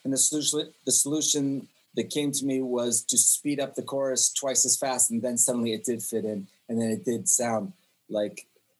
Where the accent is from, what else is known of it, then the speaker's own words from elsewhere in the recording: Jerusalem, Jerusalem District, Israel; also born or lived in Canada; I'm Canadian. I was born there. I moved to Israel when I was 4 years old. And I actually grew up on a street called Bethlehem Road in Jerusalem.